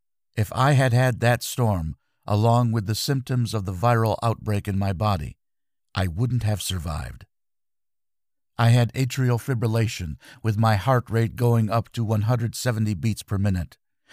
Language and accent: English; Belgium; I'm from Kierbergen, Belgium, an asparagus-growing community.